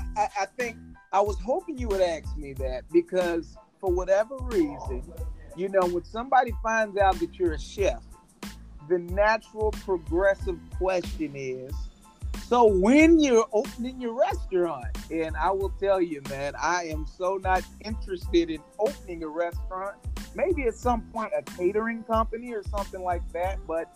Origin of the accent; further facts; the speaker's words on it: Gary, Indiana, United States; also born or lived in Colorado; I was born in Colorado and not Gary. I actually moved to Gary when I was 9.